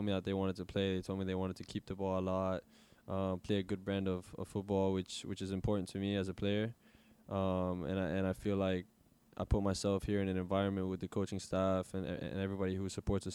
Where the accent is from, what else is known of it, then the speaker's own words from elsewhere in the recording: Miami, Florida, United States; moved away as an adult; also born or lived in Weston, Florida; I grew up in Miami, born and raised in Miami